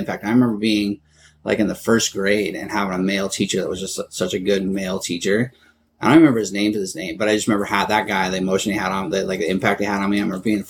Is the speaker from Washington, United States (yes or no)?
yes; Everett, Washington, United States; also born or lived in Illinois / Arizona; I grew up in Everett. I mean, I was born in Illinois. Lived there just for about 2 years and then ended up moving to Arizona after my dad passed and came up to Washington